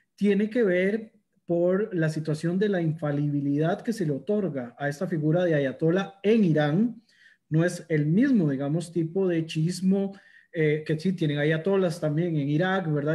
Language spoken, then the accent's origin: Spanish; Costa Rica; me gusta mencionarme como orgulloso costarricense